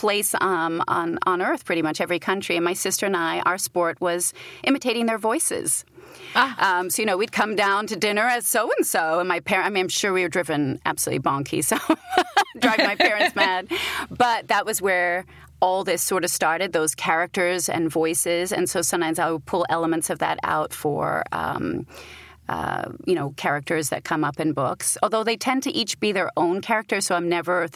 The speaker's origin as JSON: {"language": "English", "country": "United Kingdom", "accent": "British", "moved": "yes", "lives_now": "United States", "said": "as a Brit"}